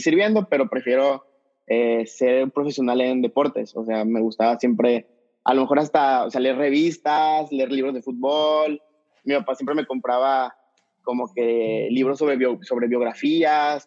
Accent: Mexico City, Mexico; moved away as an adult; also born or lived in El Paso, Texas; now in Tijuana, Mexico; soy de la Ciudad de México, nomás que vivo ahorita en Tijuana

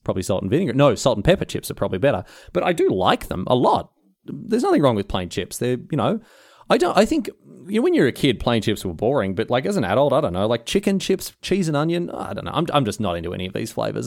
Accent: Australia

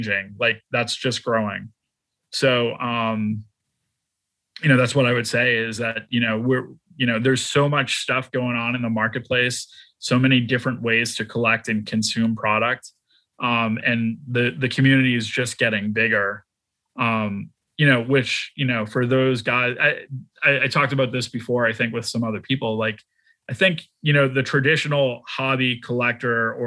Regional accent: Boston, Massachusetts, United States; now in Dallas, United States; I'm from Boston, I live in Dallas

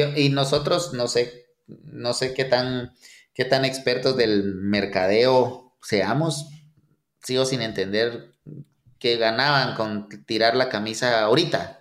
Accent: Guatemala; como buenos chapines

